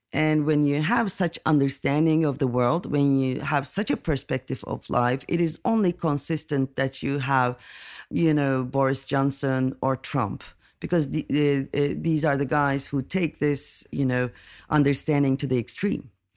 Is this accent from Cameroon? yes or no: no; Turkey; I'm coming from Turkey